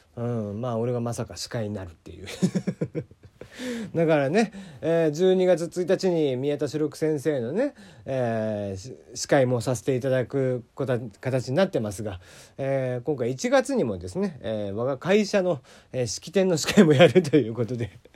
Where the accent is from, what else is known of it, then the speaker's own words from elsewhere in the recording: Kagoshima, Japan; 地元鹿児島